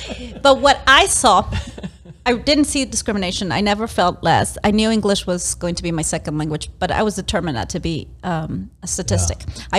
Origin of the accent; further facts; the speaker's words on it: Las Vegas, Nevada, United States; English is a second language; So when people tell me where I'm from, I'm from Las Vegas. I've spent most of my life here.